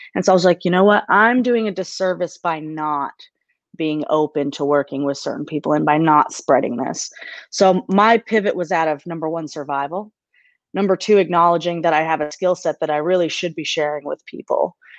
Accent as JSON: {"language": "English", "region": "Maine", "country": "United States", "tie": "born or raised there", "moved": "as an adult", "lives_now": "Nashville, United States", "said": "I, I grew up in, in Maine, so I'm from Maine."}